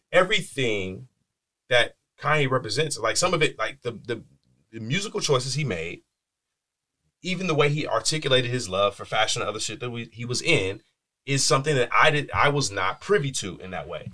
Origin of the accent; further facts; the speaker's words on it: Bakersfield, California, United States; I'm from Bakersfield. It's a small minded place.